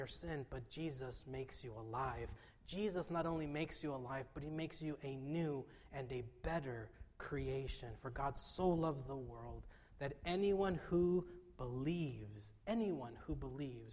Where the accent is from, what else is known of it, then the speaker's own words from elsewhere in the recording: Fullerton, California, United States; I'm from Fullerton, so we played schools like Sunny Hills and Troy